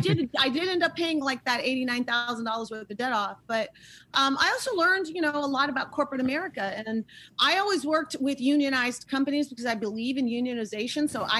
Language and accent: English; Oakland, California, United States; also born or lived in Turkey / Syria; I was born in Turkey, lived all over the Middle East, went through divorce like so many folks did. I ended up in Oakland, California with my mom. So I went from Damascus, Syria to Oakland.